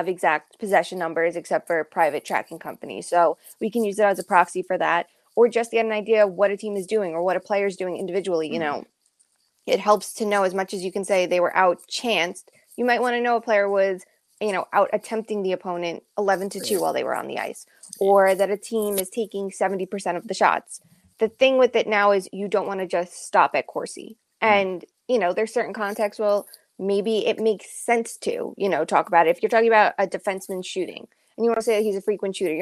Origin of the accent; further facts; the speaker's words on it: Long Island, New York, United States; I grew up on Long Island